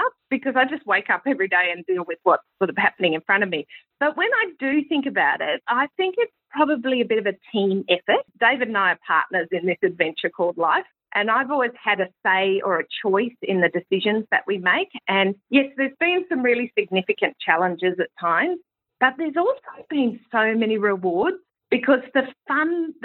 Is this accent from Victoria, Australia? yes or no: no; Sydney, New South Wales, Australia; moved away as an adult; also born or lived in United States; I was actually in my hometown, which was Sydney